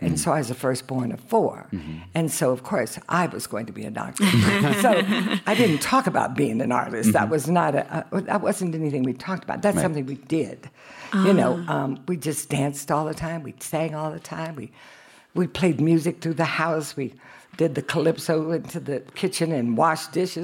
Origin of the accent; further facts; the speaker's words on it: Denver, Colorado, United States; also born or lived in New York; I was born in Denver, Colorado, in Five Points